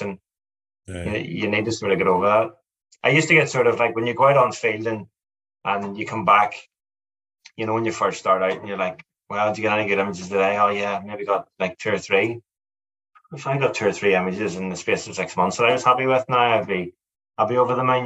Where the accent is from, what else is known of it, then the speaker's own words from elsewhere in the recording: Ireland; I'm Irish